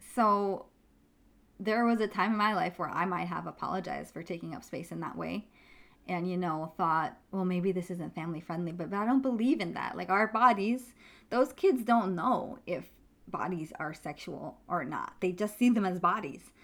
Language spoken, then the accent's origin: English; New York, United States; I grew up in New York